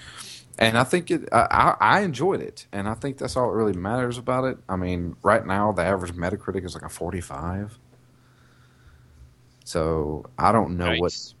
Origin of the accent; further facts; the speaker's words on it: the South, United States; I'm from the South.